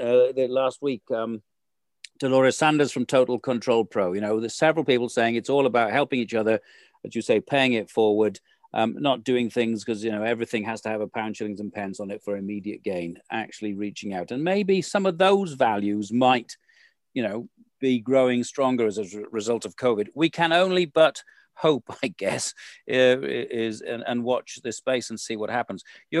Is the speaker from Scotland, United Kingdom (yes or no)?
no; Wales, United Kingdom; as a Welshman